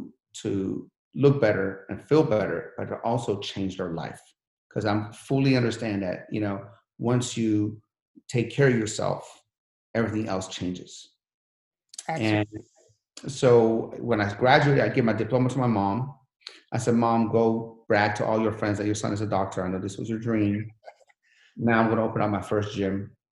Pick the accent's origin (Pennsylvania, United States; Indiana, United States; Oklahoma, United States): Pennsylvania, United States; Sharon; You know, remember, I come from Sharon, PA. Sharon, PA, if you made $2,000-$3,000 a month, you're balling. Now I'm here with a Sharon, Pennsylvania mentality.